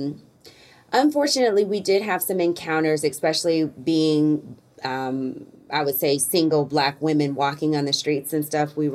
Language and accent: English; Alton, Illinois, United States; my hometown of Alton, Illinois